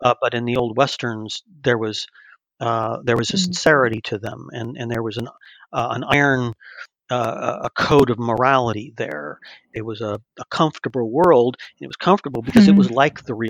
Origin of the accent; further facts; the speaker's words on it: California, United States; I grew up in the West too, in California